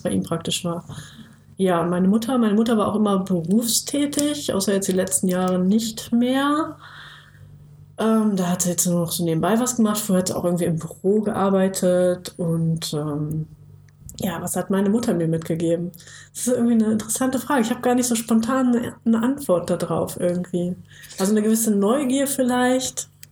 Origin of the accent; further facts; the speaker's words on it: Bad Pyrmont, Lower Saxony, Germany; now in Jüchen, Germany; ursprünglich aus Bad Pyrmont, das ist so eine kleine, beschauliche Kurstadt äh, in der Nähe, ganz, ganz grob in der Nähe von Hannover. Da wurde ich geboren